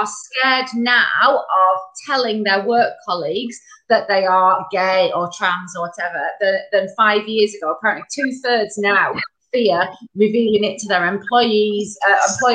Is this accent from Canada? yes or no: no; Bacup, North West England, United Kingdom; I'm from Bacup, so I'm the only one up in North today